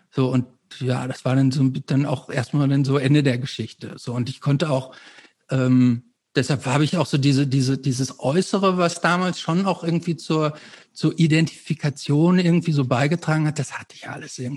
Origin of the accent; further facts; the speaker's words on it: Hamm, North Rhine-Westphalia, Germany; weil es bei uns in Hamm gab es praktisch das Haus der Schallplatten und es gab noch so einen anderen Schallplattenladen und noch so zwei andere